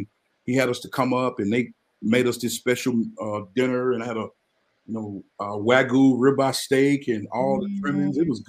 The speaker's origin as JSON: {"language": "English", "town": "Amory", "region": "Mississippi", "country": "United States", "tie": "born or raised there", "also_born_or_lived": "Dallas, Texas / Tupelo, Mississippi", "moved": "as an adult", "lives_now": "Frisco, United States", "said": "Amory City is amazing place. That's my hometown"}